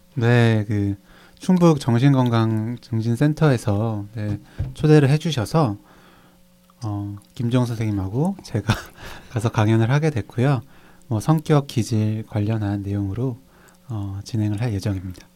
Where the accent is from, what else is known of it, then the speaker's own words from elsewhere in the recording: Cheongju, North Chungcheong, South Korea; 제 고향이라서.